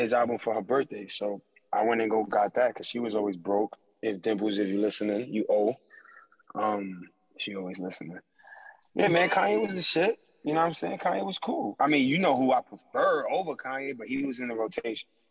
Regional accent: New York, United States; I'm from New York

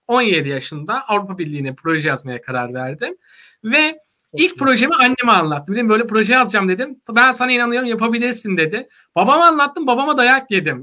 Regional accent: Vezirköprü, Samsun, Turkey; moved away as an adult; also born or lived in Trabzon / Istanbul; Samsun'un Vezirköy ilçesinde doğdum büyüdüm.

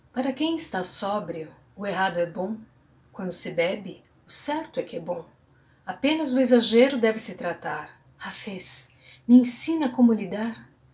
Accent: Brazil; nós como brasileiros

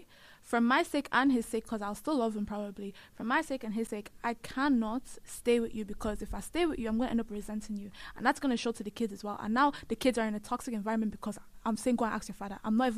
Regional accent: Nigeria; I get it because obviously we are Nigerian, so that's what we know.

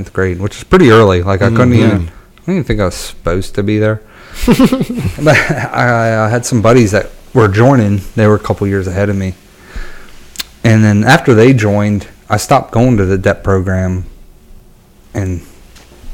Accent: Pennsylvania, United States; also born or lived in Watertown, New York; I was actually born in Watertown, New York, upstate New York, right on the Canada border there. And moved to Pennsylvania when I was about 3 years old

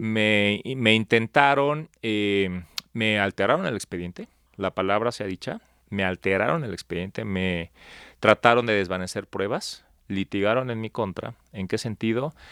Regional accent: Palenque, Chiapas, Mexico; now in Mexico City, Mexico; yo nací en Palenque, Chiapas, sin embargo, llevo viviendo en la Ciudad de México 23 años, ya soy chilango de Hueso Colorado

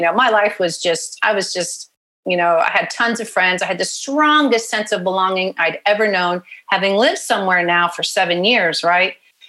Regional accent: Pensacola, Florida, United States; born there; also born or lived in Paris, France; I was born in Pensacola, Florida. Dad was in pilot training. Then I went to preschool in a French-speaking preschool in Paris, France.

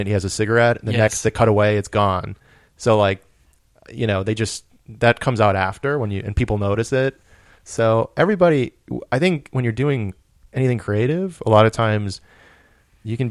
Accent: New England, United States; I'm from New England

